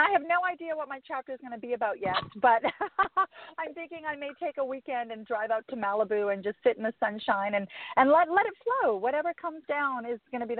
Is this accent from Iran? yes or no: no; Calgary, Alberta, Canada; moved away; I'm actually from Calgary originally.